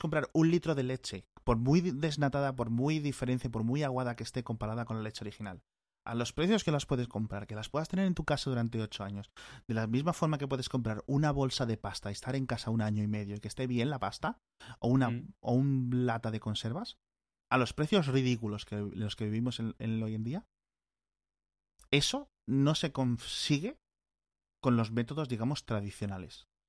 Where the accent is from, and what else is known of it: Spain